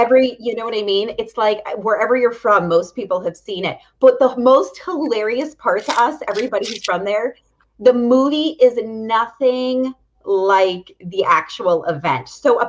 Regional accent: Punxsutawney, Pennsylvania, United States; moved away as an adult; now in the South, United States; Do you know I was born and raised in Punxsutawney?

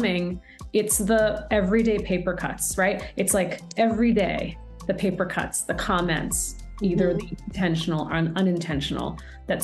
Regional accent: United States; I was born and raised in the States with my younger brother.

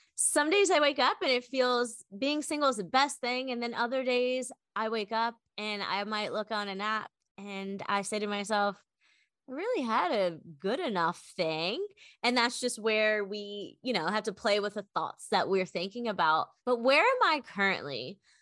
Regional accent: Maryland, United States; moved away as an adult; now in Austin, United States; I am an East Coast girl through and through, originally from Maryland

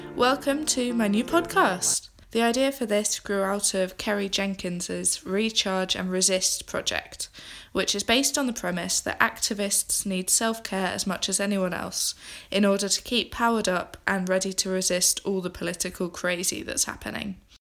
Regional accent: England, United Kingdom; moved away as an adult; now in Scotland, United Kingdom; I'm an English girl who has recently moved to Scotland

